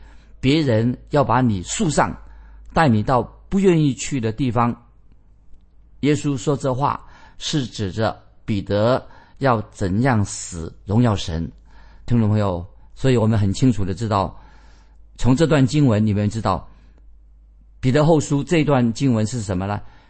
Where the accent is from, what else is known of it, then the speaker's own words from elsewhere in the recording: China; 我们中国人说的很好。中国人怎么说呢？人之将死，其言也善。